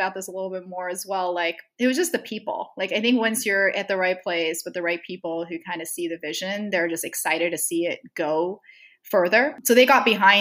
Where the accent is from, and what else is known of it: Saudi Arabia; born or raised there; moved away as an adult; also born or lived in Stanford, United States